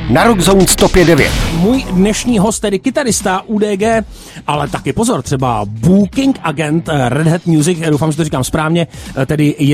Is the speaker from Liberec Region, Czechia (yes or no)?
yes; Liberec, Liberec Region, Czechia; Hele, je to tak, žiju v Liberci. Já jsem z Liberce, cesta byla daleká